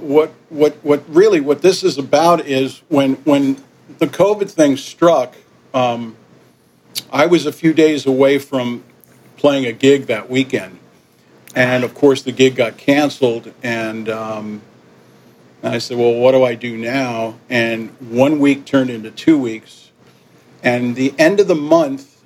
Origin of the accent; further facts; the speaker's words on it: Yonkers, New York, United States; also born or lived in Manhattan / Miami / Puerto Rico / Port-au-Prince, Haiti; when we went back to New York, um, I was raised in Yonkers